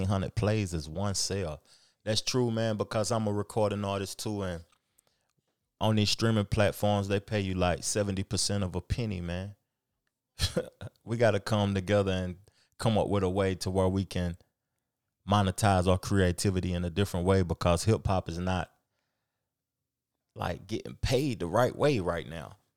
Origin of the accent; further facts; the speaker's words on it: the South, United States; I'm from the South